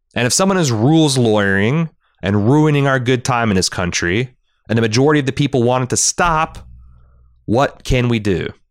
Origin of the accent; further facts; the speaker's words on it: Ohio, United States; my home state of Ohio